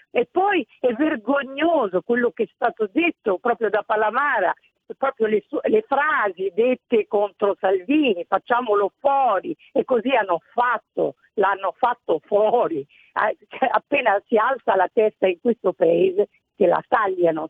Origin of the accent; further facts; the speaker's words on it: Italy; sono cresciuta anche in Italia